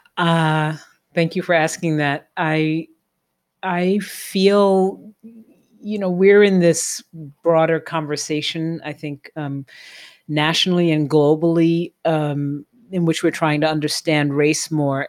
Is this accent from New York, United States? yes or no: yes; New York City, New York, United States; also born or lived in Flatbush, Brooklyn; I grew up in Tribeca in New York